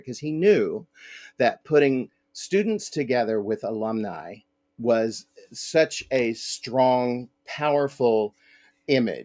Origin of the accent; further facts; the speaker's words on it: Lexington, Virginia, United States; I was born in Lexington. I went to elementary school and high school in Lexington